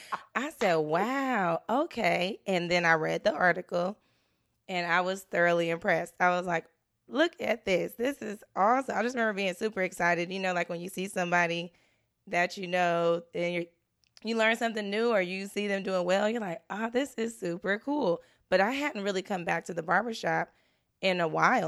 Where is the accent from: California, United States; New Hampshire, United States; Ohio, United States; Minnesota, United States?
California, United States; Richmond; I was from Richmond